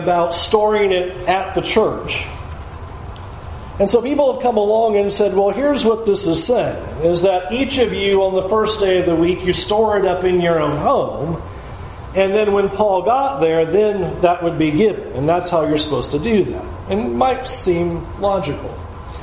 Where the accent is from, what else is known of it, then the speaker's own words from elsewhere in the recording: San Diego, California, United States; moved away; as a kid growing up in San Diego